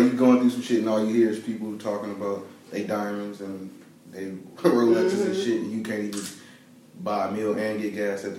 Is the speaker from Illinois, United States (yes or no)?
no; Atlanta, Georgia, United States; born or raised there; moved away as an adult; also born or lived in Michigan; now in Detroit, United States